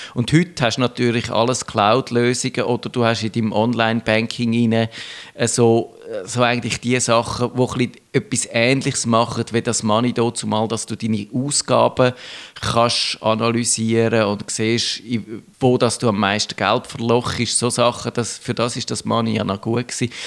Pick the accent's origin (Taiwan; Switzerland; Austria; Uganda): Switzerland; bei uns in der Schweiz